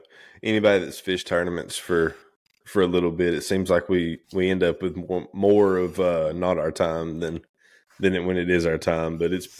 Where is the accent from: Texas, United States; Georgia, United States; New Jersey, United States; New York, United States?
Georgia, United States; Lake Lanier; I grew up running around on Lanier